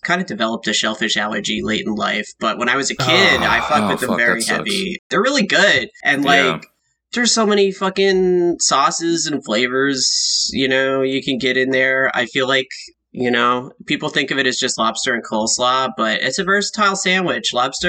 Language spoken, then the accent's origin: English; Boston, Massachusetts, United States; accent: Boston; You guys don't hear Boston in my voice?